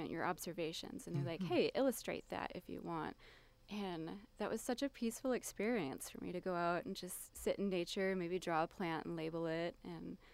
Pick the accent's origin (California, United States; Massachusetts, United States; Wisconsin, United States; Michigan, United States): Wisconsin, United States; southern; I grew up in southern Wisconsin, in a town that was sort of surrounded by prairies